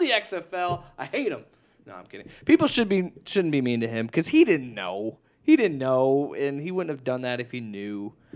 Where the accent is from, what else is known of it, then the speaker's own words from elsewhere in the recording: Nebraska, United States; moved away; my home state